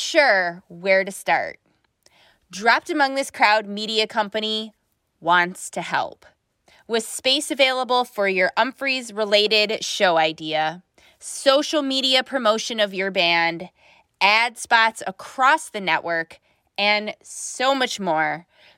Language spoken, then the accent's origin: English; Buffalo, New York, United States; I'm from Buffalo.